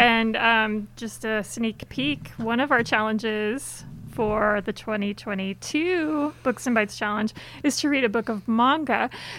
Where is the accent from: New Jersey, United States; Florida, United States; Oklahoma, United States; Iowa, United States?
Florida, United States; I was born and raised in Florida, so that's what I consider my home state. And there aren't a whole lot of us Florida natives, but I actually come from a family with many Florida natives.